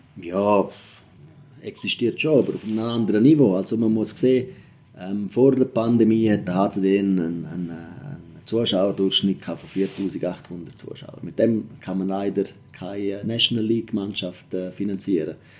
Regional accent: Engadin, Graubünden, Switzerland; moved away; ich komme ja aus dem Engadin ursprünglich

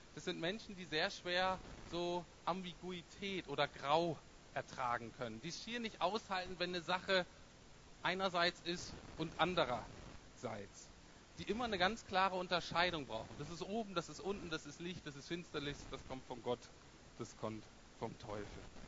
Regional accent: Bremen, Germany; ich komme aus Bremen Nord, das ist äh, gar nicht so ganz unähnlich wie Berlin.

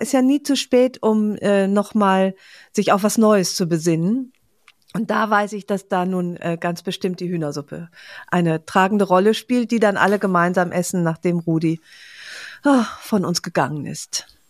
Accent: Aachen, North Rhine-Westphalia, Germany; moved away; meiner Heimat

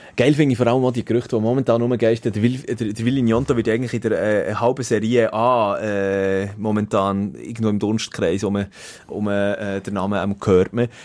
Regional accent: Switzerland; bei uns in der Schweiz

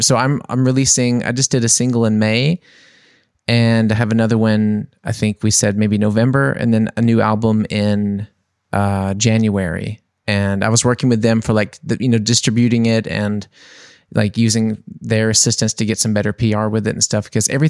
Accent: New Orleans, Louisiana, United States; moved away; Like, so I'm from New Orleans and I had had three projects there.

